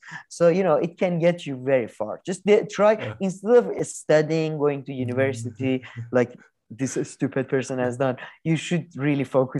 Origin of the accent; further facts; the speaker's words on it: New York, United States; I'm from New York.